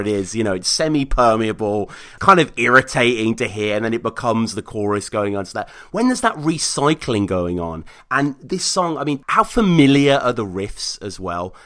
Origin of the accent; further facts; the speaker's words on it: Birmingham, West Midlands, United Kingdom; my hometown of Birmingham